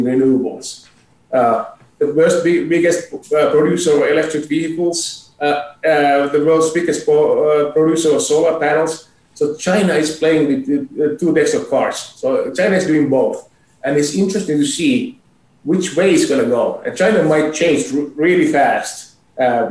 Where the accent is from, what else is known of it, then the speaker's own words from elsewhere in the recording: Finland; also born or lived in Boston / Philadelphia / Europe; now in Calgary, Canada; I'm originally from Finland, but I haven't lived in Finland since 1992